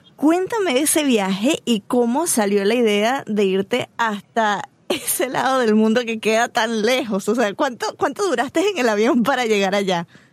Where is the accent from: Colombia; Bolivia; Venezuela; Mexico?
Venezuela; nosotros los venezolanos